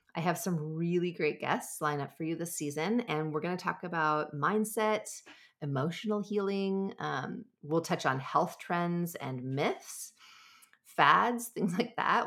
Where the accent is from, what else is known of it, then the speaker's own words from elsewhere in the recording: Southern California, United States; I grew up in Southern California